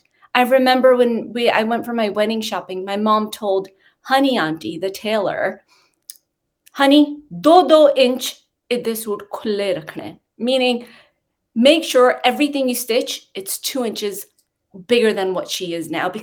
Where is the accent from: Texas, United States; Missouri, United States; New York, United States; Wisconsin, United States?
New York, United States; New York City; moved away as an adult; also born or lived in Long Island; now in United Kingdom; I grew up in Queens